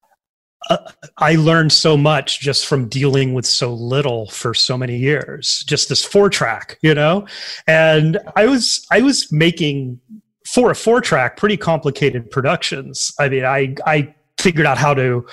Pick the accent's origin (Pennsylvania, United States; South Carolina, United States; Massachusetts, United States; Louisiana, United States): Louisiana, United States; Tioga; I was in Tioga, Louisiana